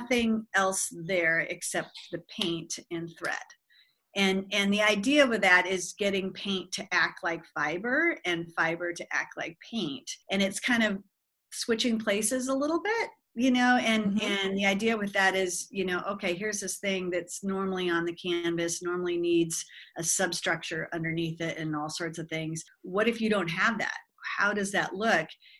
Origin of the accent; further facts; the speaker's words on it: Southern California, United States; moved away as an adult; also born or lived in Bluefield, West Virginia; now in Milwaukee, United States; I'm from Southern California